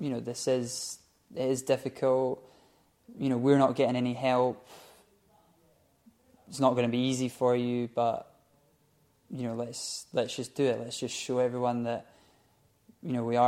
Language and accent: English; Scotland, United Kingdom; we're from Scotland